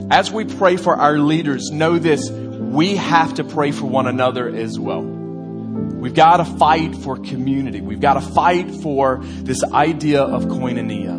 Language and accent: English; United States; as an American